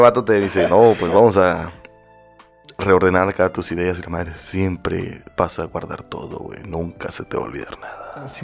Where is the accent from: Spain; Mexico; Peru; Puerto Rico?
Mexico; Mexico City; somos chilangos